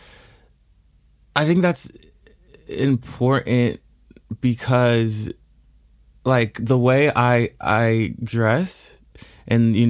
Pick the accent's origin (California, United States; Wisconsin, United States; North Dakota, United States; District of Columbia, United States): District of Columbia, United States; Washington; also born or lived in Chicago / Los Angeles; now in New York, United States; I was born in Washington, D.C.